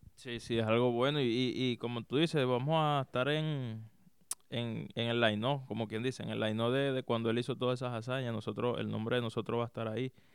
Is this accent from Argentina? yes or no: no; Caracas, Capital District, Venezuela; moved away as an adult; also born or lived in Maracay, Venezuela; now in Florida, United States; Yo soy de Caracas. Eh, viví en gran parte de mi niñez ahí en, en, Caracas hasta más o menos alrededor de los 11, 12 años. Después me mudé a Maracay